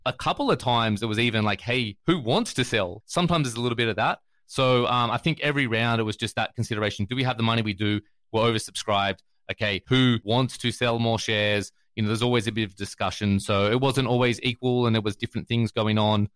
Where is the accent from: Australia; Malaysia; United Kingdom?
Australia; moved away as an adult; now in United States; I'm from Australia originally